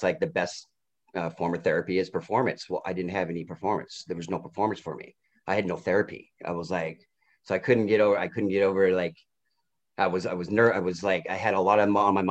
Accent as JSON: {"language": "English", "town": "Portland", "region": "Oregon", "country": "United States", "tie": "born or raised there", "moved": "as an adult", "lives_now": "Vancouver, United States", "said": "I grew up, I lived in Portland until I took custody of my son when he was six."}